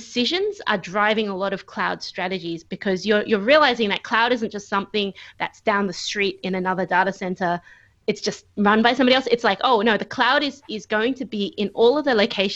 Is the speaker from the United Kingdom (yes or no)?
no; Australia; moved away as an adult; now in Michigan, United States; I am an Australian who is currently living in Michigan, USA, which means that I haven't been home for over a year